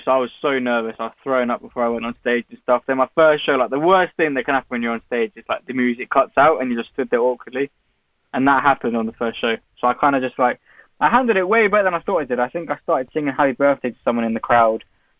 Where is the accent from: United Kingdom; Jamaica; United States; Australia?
United Kingdom; Newport Pagnell, South East England; I loved it. There's not much to do here. So you just kind of make your own fun, I guess. There's nothing really.